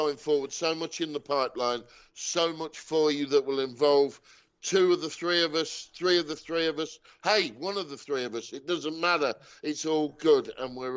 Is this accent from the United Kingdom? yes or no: yes; England, United Kingdom; an English sports fan